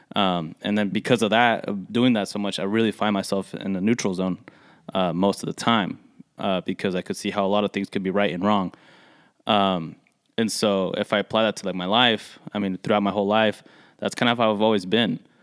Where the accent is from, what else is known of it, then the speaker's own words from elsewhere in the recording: United States; the first generation that are born here, like us